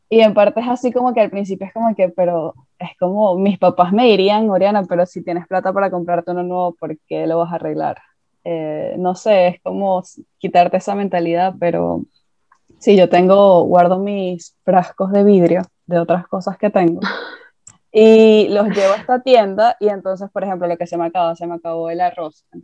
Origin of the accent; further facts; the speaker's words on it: Venezuela; moved away; desde que me mudé de Venezuela, Em, hay que entender que yo vengo de un país en el que obviamente esa mentalidad de consumismo desapareció por todos los problemas que había políticos y económicos.